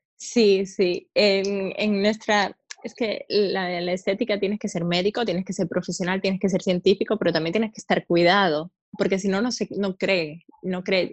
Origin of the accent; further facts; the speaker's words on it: eastern Cuba, Oriente, Cuba; moved away as an adult; also born or lived in Havana, Cuba; now in Spain; yo soy cubana